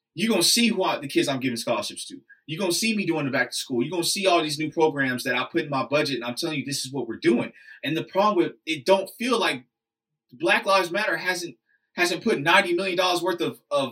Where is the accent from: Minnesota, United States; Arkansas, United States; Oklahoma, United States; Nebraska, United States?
Oklahoma, United States; Oklahoma City; I'm a schmuck from Oklahoma City